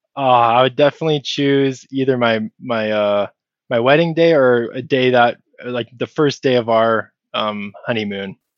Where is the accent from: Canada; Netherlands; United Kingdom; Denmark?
Canada; I'm Canadian